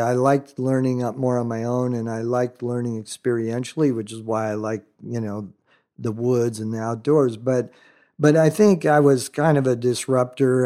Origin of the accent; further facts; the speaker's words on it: Southern California, United States; also born or lived in Florida Keys, Florida; grown up in some of the earlier days of modern Calhou-, Southern California